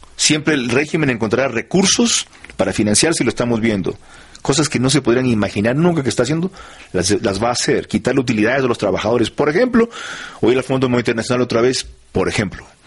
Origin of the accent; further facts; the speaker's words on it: Manabí, Ecuador; en mi tierra, en Manaví